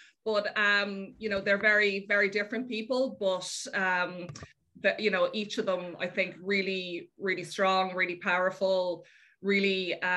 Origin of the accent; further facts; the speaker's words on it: Dublin, Leinster, Ireland; also born or lived in Rome; I grew up in Dublin, yeah. I've lived in Dublin all my life.